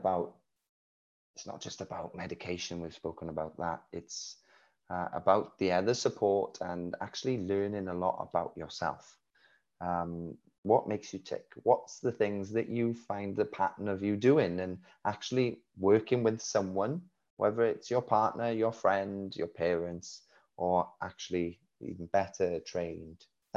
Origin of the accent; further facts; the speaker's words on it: Wales, United Kingdom; accent: Welsh; We live in Wales, you can hear by my accent